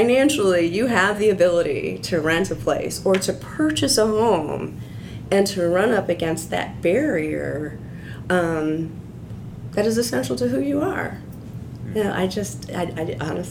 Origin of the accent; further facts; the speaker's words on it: Central Illinois, United States; I grew up in Central Illinois